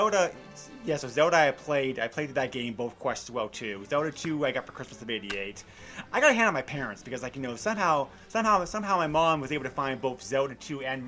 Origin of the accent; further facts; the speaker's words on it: New Hampshire, United States; I grew up in New Hampshire, so you know, we kind of lived in the boonies.